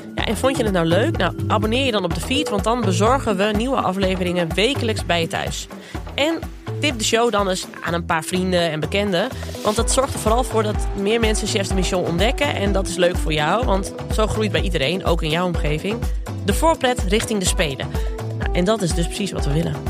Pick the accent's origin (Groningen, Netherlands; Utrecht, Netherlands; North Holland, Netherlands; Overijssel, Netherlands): Overijssel, Netherlands; Zwolle; Ik kom uit Zwolle